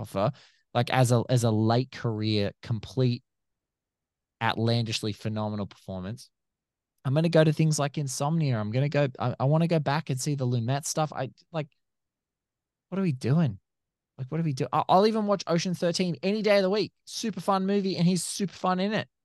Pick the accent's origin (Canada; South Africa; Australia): Australia; I'm from Australia, so everyone who's listening can obviously hear that I'm from Australia